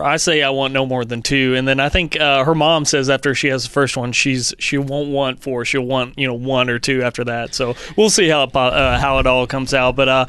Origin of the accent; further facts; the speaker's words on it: the South, United States; now in Quad Cities, United States; I'm from the South, so I wanted a good Southern name.